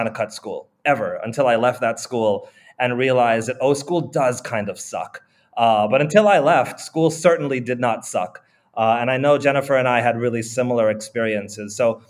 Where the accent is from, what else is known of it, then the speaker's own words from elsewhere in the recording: Hawaii, United States; moved away as an adult; now in Egypt; I grew up in Hawaii, and I was fortunate enough to attend a small, old 150-year-old progressive ed school